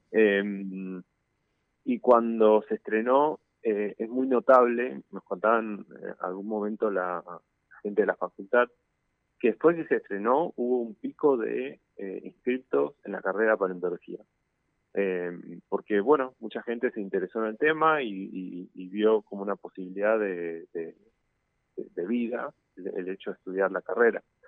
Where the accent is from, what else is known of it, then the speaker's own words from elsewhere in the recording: Misiones, Argentina; moved away as an adult; also born or lived in La Plata; now in Buenos Aires, Argentina; soy de Misiones, estudié en La Plata y ahora estoy haciendo el doctorado en el Museo de Ciencias Naturales eh, de, Buenos Aires